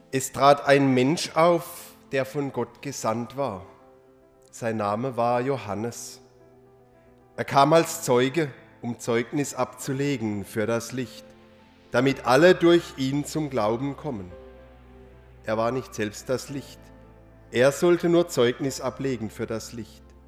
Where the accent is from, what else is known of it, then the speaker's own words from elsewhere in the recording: Rotenfels, Baden-Württemberg, Germany; in meiner Heimatgemeinde